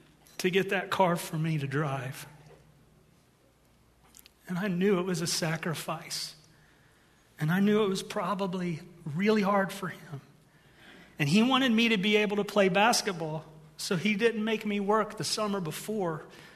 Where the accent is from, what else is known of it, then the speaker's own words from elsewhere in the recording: Ohio, United States; moved away; I'm from Ohio